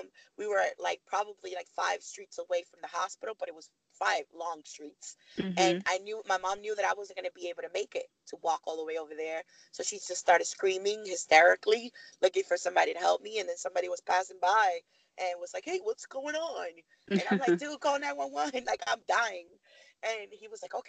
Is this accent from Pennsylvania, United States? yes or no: no; New York City, New York, United States; moved away as an adult; also born or lived in Miami; now in Virginia, United States; I grew up in Harlem